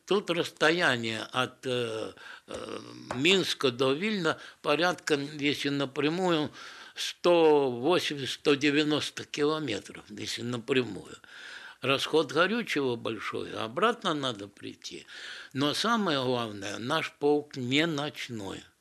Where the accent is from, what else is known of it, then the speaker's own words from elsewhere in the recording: Odesa, Odesa Oblast, Ukraine; я одессит же, с Одессы